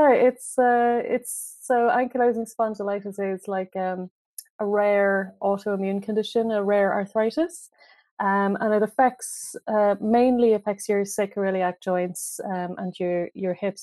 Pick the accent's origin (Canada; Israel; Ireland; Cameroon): Ireland; moved away as an adult; now in London, United Kingdom; I am from Ireland, as you can probably hear from my accent.